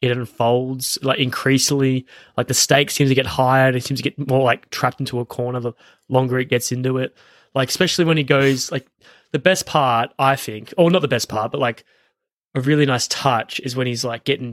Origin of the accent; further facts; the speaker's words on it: Australia; We're Australian.